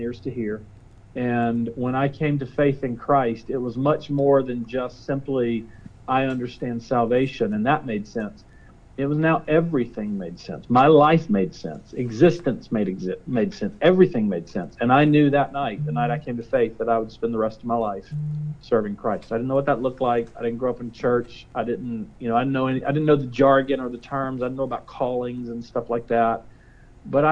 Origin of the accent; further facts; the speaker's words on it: Statesville, North Carolina, United States; also born or lived in Raeford, North Carolina; I grew up in Statesville, which is right above Charlotte.